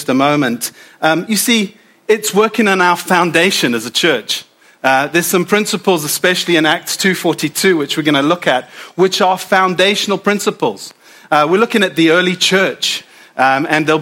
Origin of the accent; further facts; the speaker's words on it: South Africa; now in United Kingdom; as a South African